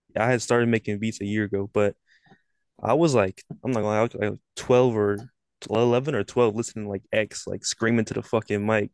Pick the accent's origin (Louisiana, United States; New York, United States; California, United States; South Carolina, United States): California, United States; Sacramento; I'm from Sacramento, California. Ain't really shit down here